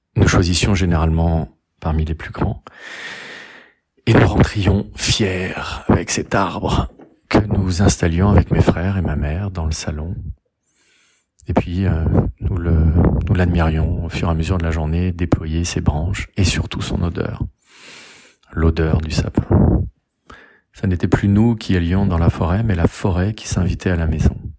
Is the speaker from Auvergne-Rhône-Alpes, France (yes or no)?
yes; Rillieux-la-Pape, Auvergne-Rhône-Alpes, France; now in Garches, France; je suis né à Rieux-la-Pape, dans le Rhône, le 12 août 1970. Je vis à Garches, dans les Hauts-de-Seine